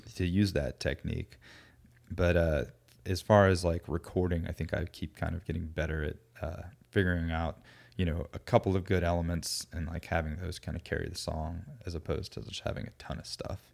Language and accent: English; Alpharetta, Georgia, United States; also born or lived in Florida / Athens, Georgia; I grew up in the Atlanta area, like the suburbs